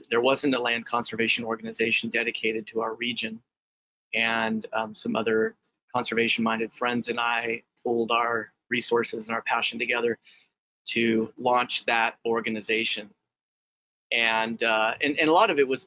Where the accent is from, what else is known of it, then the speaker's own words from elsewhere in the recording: San Joaquin Valley, California, United States; also born or lived in Lake Tahoe Basin; I grew up in the San Joaquin Valley of California, farmland